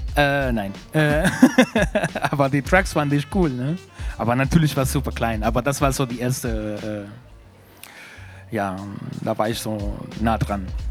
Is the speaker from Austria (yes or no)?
no; Santiago, Santiago Metropolitan Region, Chile; German is a second language; moved away; ich komme aus Recoleta, heißt